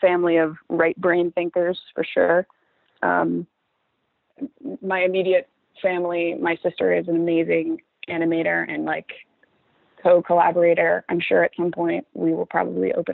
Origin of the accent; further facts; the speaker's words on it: Northern Virginia, United States; moved away as an adult; I grew up in Northern Virginia